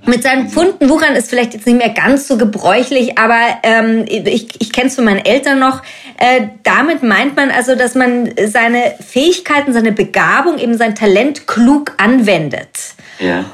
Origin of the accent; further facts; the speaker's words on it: Germany; now in Munich, Germany; ich bin ja deutsch